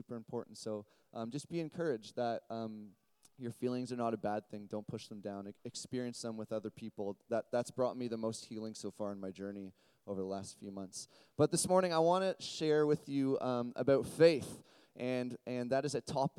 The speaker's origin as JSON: {"language": "English", "town": "Burlington", "region": "Ontario", "country": "Canada", "tie": "born or raised there", "said": "I grew up in a little place in Burlington called Mountainside"}